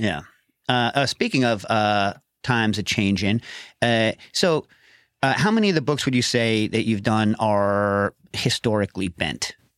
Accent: Westchester, New York, United States; I grew up around Westchester

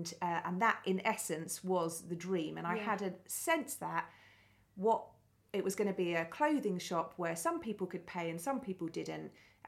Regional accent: Billericay, East of England, United Kingdom; born or raised there

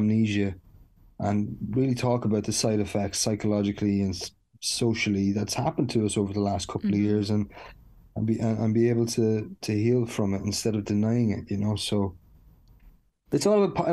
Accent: Dundalk, County Louth, Ireland; growing up in Dundalk

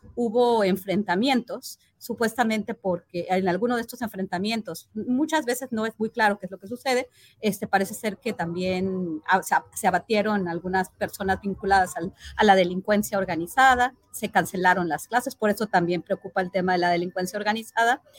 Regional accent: Mexico

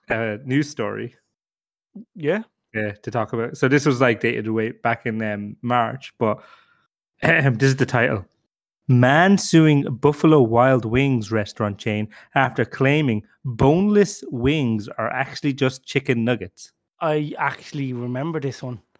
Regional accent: Ireland

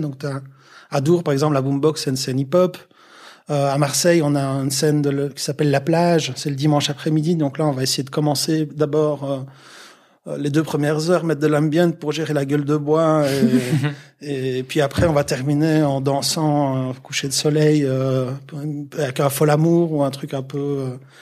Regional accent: Liège region, Wallonia, Belgium; juste un gars de la région euh, liégeoise

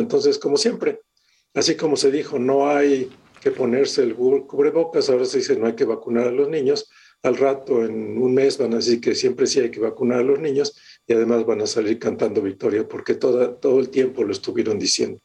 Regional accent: Mexico; moved away as an adult; yo hace muchos, muchos años que salí de México. Ya en enero van a ser 40 años.

